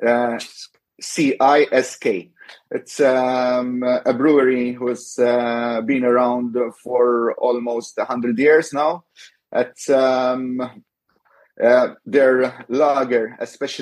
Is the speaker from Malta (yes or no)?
yes; Rabat, Malta; I was supporting my local club. I hail from Rabat, and the club is called Rabat Ajax